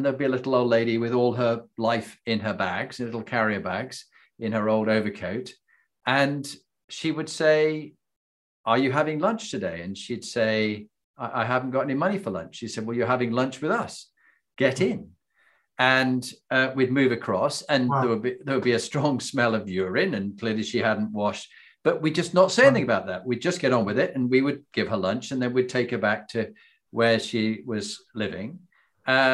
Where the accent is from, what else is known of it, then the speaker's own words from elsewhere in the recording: Yorkshire and the Humber, United Kingdom; I grew up in Yorkshire in England